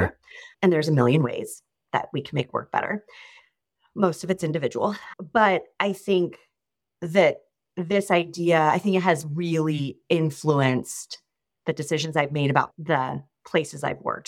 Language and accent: English; Sacramento, California, United States; moved away as an adult; also born or lived in Ohio; now in Los Angeles, United States; I'm actually originally from Northern California, so the Sacramento area